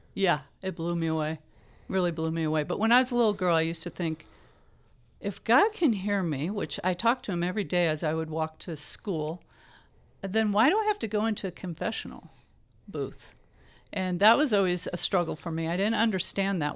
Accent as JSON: {"language": "English", "town": "Palo Alto", "region": "California", "country": "United States", "tie": "born or raised there", "also_born_or_lived": "Fresno, United States", "moved": "yes", "lives_now": "Visalia, United States", "said": "I was born in California, in the Bay Area"}